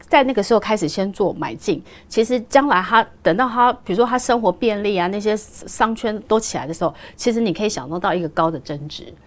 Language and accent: Chinese; Taipei, Taiwan; also born or lived in Jiufen, New Taipei; 我妈妈那时候在台北刚好买了一间小公寓，然后把我们三个小孩从九份，就是到台北来的时候